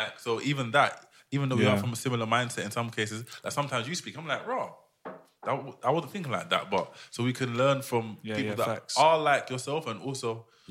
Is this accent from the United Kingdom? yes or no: yes; United Kingdom; I've always felt like I'm British, as obviously a Ghanaian, but I've always felt also European.